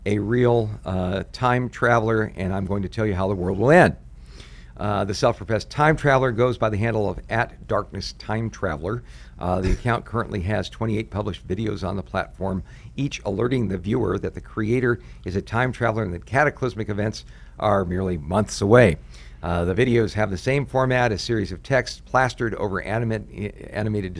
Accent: United States; as an American

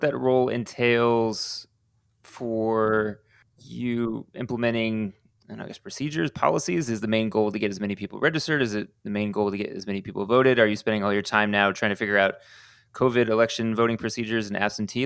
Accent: Houston, Texas, United States; people from Houston, my home city

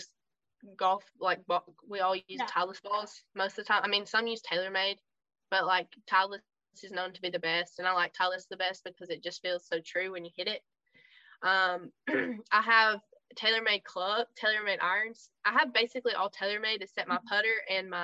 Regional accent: United States; I was like American

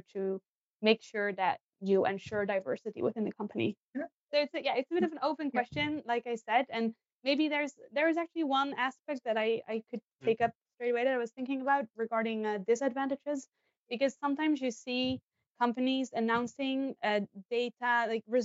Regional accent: Netherlands; moved away as an adult; now in Sweden; I'm from the Netherlands, so I moved to Sweden 5 years ago

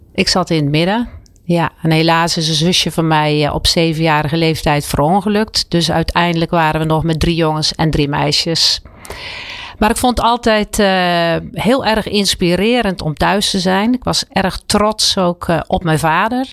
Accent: Werkhoven, Utrecht, Netherlands; in mijn geboortedorp Werkhoven

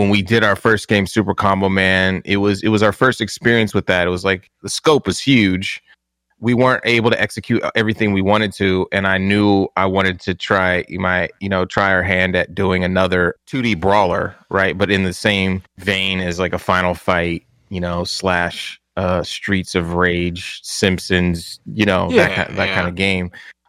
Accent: San Diego, California, United States; I came from San Diego, moved to the Bay Area for this IGN, this whole IGN experience.

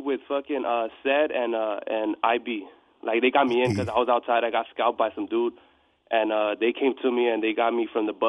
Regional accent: Hawthorne, California, United States; From Hawthorne, California.

